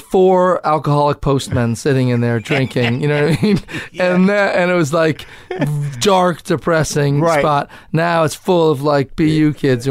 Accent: Cambridge, Massachusetts, United States; I grew up in Cambridge.

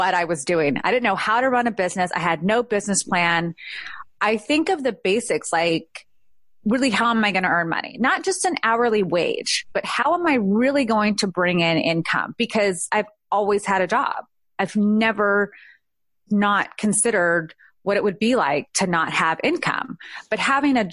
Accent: California, United States; moved away as an adult; now in Georgia, United States; I needed to go home, which was California. So I went home for a year. I had the most amazing job. I was back in my hometown

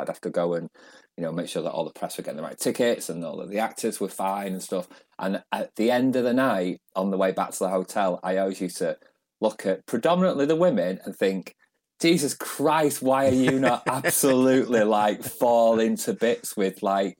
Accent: Manchester, North West England, United Kingdom; I am, yeah, originally. I'm from East Manchester. So, I suppose, like, thinking about it, I was born in the mid 70s. It's considered a bit more of the rough end of Manchester.

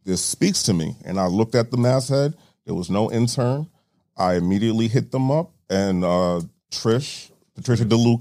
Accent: New York City, New York, United States; I'm from Brooklyn

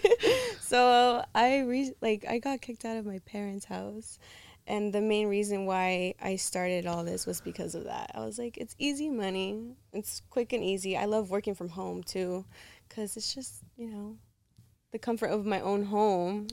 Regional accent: Los Angeles, California, United States; California, but I'm from L A.

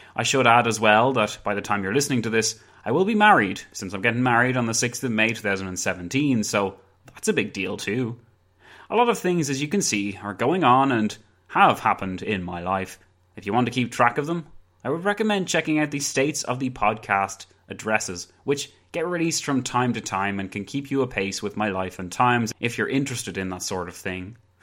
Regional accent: County Wicklow, Leinster, Ireland; I'm from Ireland. County Wicklow, to be precise.

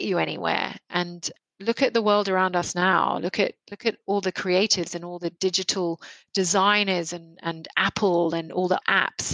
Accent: Nairobi, Kenya; now in Australia; I grew up in Nairobi in Kenya, and it was I feel like I had a very fortunate upbringing.

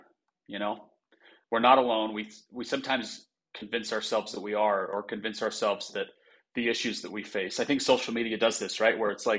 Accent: Idaho Falls, Idaho, United States; I'm from Idaho Falls, Idaho.

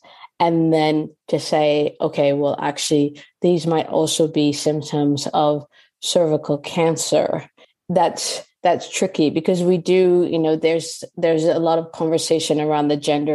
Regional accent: Canada; now in United Kingdom; I'm Canadian

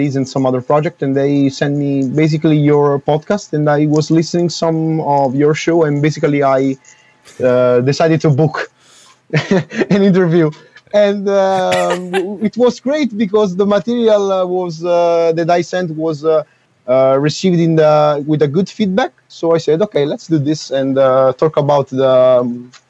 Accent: Naples, Campania, Italy; I'm from Napoli, so Naples

